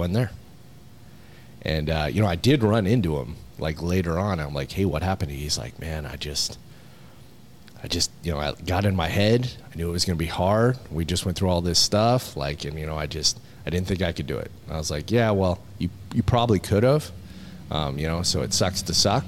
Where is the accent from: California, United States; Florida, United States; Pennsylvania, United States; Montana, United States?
Montana, United States; moved away as an adult; now in Georgia, United States; where I grew up in Montana